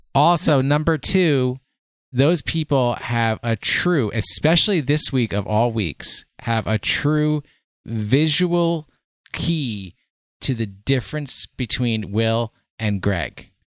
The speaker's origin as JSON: {"language": "English", "region": "New York", "country": "United States", "said": "I am from New York"}